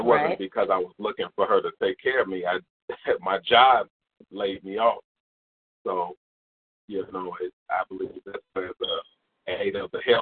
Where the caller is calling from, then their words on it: Indiana, United States; I'm calling from Indiana.